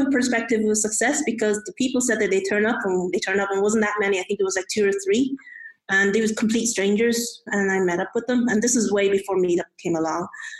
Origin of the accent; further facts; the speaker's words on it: Ireland; I'm also Irish Chinese born.